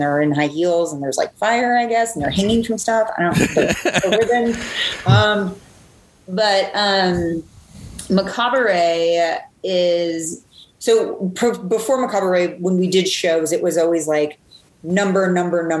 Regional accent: Seattle, Washington, United States; moved away as an adult; also born or lived in Hawaii / Atlanta; I've lived all over the place, all over the country. I grew up in Seattle

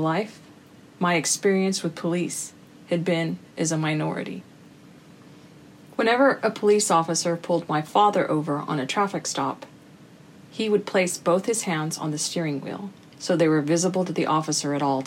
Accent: United States; as an American of Mexican descent, growing up with brothers

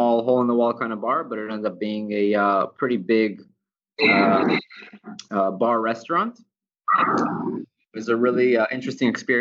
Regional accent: Israel; also born or lived in United States; now in Ecuador; growing up in Israel, at a very young age, I started working at a bar

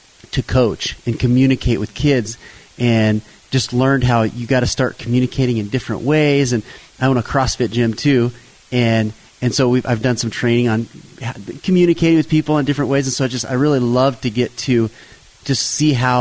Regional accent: Payette, Idaho, United States; I grew up in Payette, not too far from here

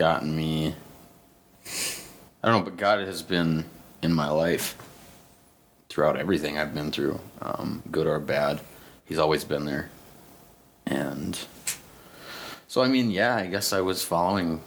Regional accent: St. James, Minnesota, United States; moved away; also born or lived in Huntington Beach, California; I am from St. James, Minnesota. Lived in Huntington Beach, California for 5 years.

